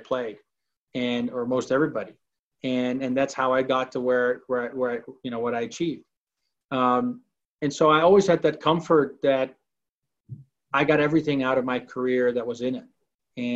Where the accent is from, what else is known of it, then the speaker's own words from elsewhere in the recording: Amsterdam, North Holland, Netherlands; moved away as an adult; also born or lived in Arizona, United States; now in Salt Lake City, United States; I born and raised in Amsterdam, the Netherlands. Moved to the United States at age 18.